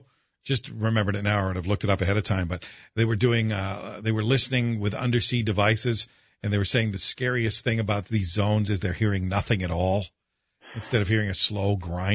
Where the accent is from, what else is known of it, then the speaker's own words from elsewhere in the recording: Canada; now in United States; growing up in Canada